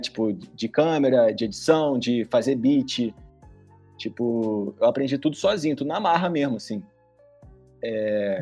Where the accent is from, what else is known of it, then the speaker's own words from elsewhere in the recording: Rio de Janeiro, Brazil; lá no meu bairro, lá em Tereza. Lá no Rio de Janeiro